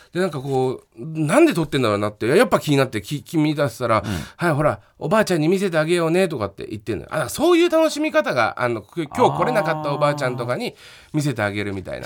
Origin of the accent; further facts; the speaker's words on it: Chiba, Japan; 千葉出身の俺